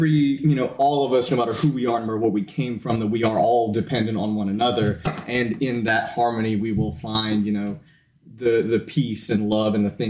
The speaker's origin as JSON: {"language": "English", "area": "Iredell County", "region": "North Carolina", "country": "United States", "said": "I'm from Iredell County, North Carolina"}